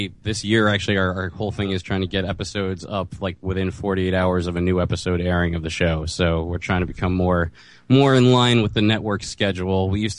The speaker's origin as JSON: {"language": "English", "region": "New Jersey", "country": "United States", "said": "I'm from Jersey"}